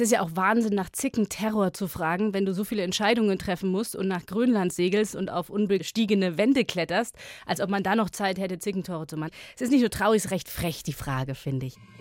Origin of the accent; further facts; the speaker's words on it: Munich, Bavaria, Germany; Ich, ich komme selber aus Bayern, ich bin Müncherin